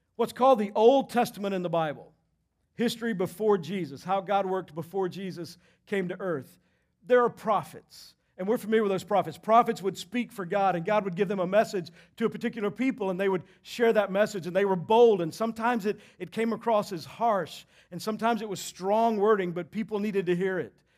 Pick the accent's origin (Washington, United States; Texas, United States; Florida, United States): Texas, United States; moved away; I grew up in Texas